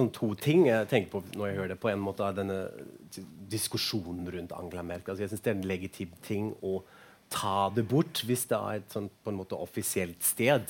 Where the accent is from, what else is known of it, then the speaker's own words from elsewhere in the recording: Frankfurt am Main, Hesse, Germany; Norwegian is a second language; now in Oslo, Norway; Jeg er jo fra Frankfurt, amain opprinnelig, egentlig